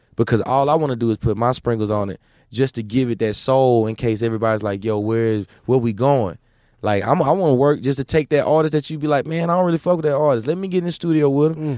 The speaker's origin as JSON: {"language": "English", "region": "Mississippi", "country": "United States", "said": "I'm from Mississippi"}